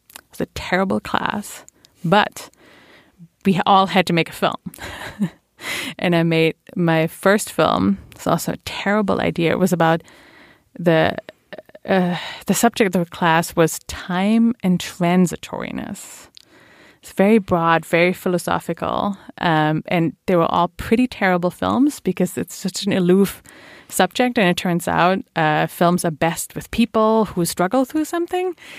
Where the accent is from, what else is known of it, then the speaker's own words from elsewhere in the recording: Bielefeld, North Rhine-Westphalia, Germany; English is a second language; moved away as an adult; now in New York, United States; I grew up in uh, Bielefeld, which uh, every German will start laughing about